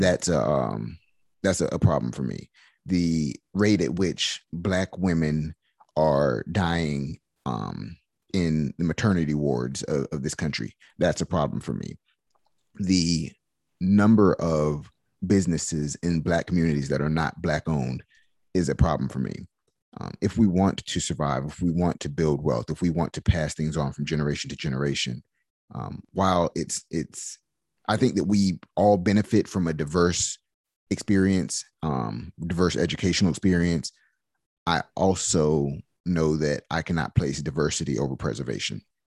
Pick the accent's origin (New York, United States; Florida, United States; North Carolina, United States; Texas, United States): North Carolina, United States; Durham; I grew up actually in White Rock Baptist Church, which is a, the most, um, historic church in Durham